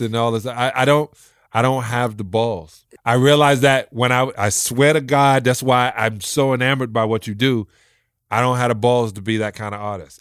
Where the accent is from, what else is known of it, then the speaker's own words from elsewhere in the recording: New York City, New York, United States; I'm from a project in Brooklyn